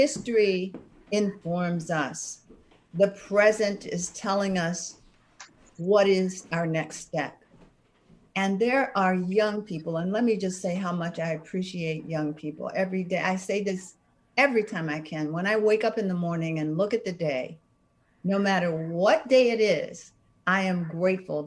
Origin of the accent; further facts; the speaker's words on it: Washington, District of Columbia, United States; moved away; I came from Southeast Washington, D.C.